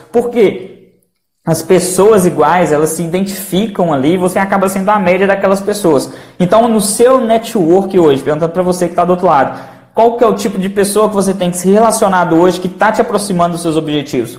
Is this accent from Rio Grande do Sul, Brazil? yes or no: no; Belo Horizonte, Minas Gerais, Brazil; eu sou de Belo Horizonte